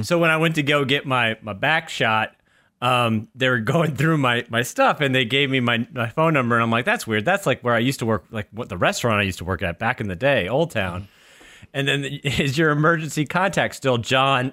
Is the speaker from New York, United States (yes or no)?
no; New Hampshire, United States; growing up in New Hampshire